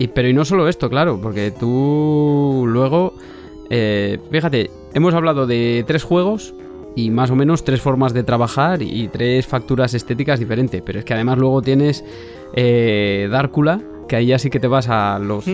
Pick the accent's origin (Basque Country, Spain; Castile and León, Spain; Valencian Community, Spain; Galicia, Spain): Castile and León, Spain; yo soy castellano, castellano leonés de, siempre